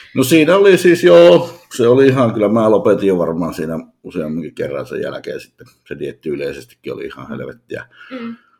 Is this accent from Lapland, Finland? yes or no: yes; Utsjoki, Lapland, Finland; moved away; oon kotoisin pohjoisesta hyvin pienestä kylästä